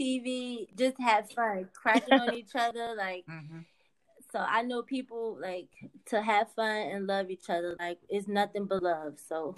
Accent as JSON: {"language": "English", "region": "New Jersey", "country": "United States", "said": "I'm from Jersey."}